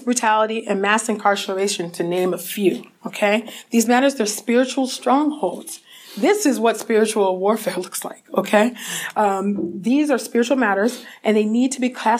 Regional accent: California, United States; my home state of California

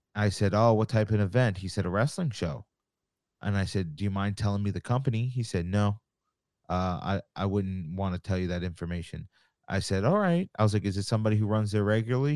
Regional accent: Long Island, New York, United States; I'm from Long Island. I live here still. Uh, I grew up going to shows out here.

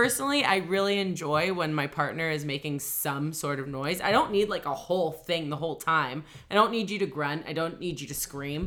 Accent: Australia; We're really Australian here

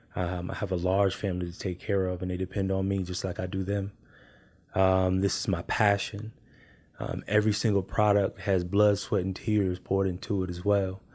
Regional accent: Oakland, California, United States; moved away; I'm originally from California.

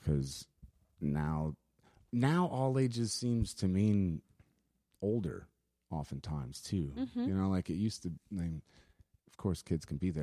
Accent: Baton Rouge, Louisiana, United States; I'm from here. Oh. No, yeah, I'm born and raised here.

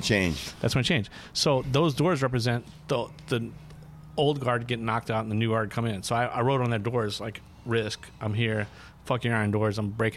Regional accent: Hollywood, California, United States; Dude, I grew up in Hollywood, bro.

